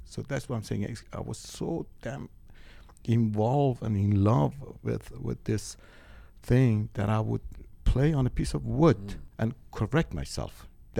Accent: Tehran Province, Iran; God, for an 8 years old kid, Iranian.

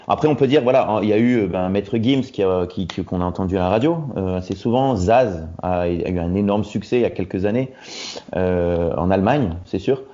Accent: Roubaix, Hauts-de-France, France; moved away as an adult; now in Hamburg, Germany; Je viens du nord de la France, à la base de Roubaix

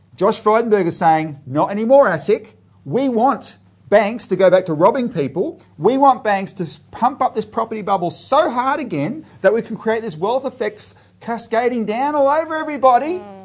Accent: Australia; we as Australian citizens

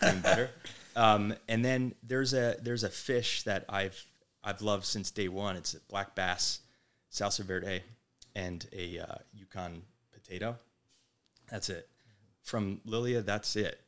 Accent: Manasquan, New Jersey, United States; moved away; the Jersey Shore where we grew up in Manasquan

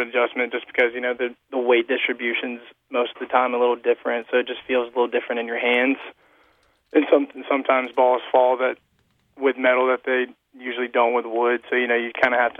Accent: Fairhope, Alabama, United States; I'm from Fairhope, Alabama

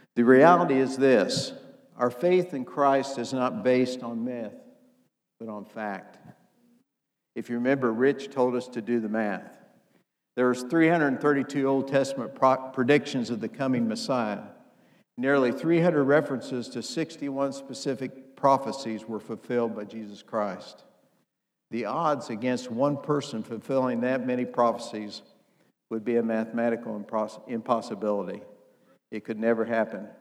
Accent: Indiana, United States; I'm from Indiana, and if you know anything about Indiana, we play basketball.

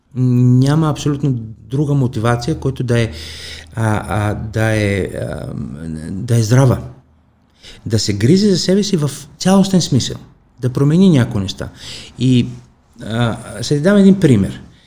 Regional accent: Kalamata, Peloponnese, Greece; Bulgarian is a second language; moved away as an adult; now in Bulgaria; в моя град, в Каламата, аз съм от Южна Гърция

